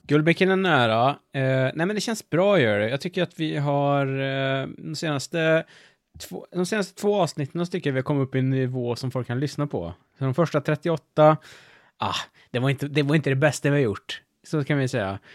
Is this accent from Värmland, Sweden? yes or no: yes; Värmland, Sweden; Vi är ju från Värmland